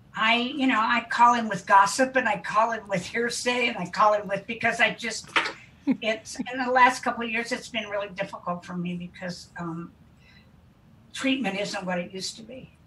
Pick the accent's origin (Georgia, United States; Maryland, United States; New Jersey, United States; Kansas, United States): Kansas, United States; moved away as an adult; also born or lived in Wichita, Kansas / Marin County, California; I was raised in Kansas to an oil family, and um, I loved my upbringing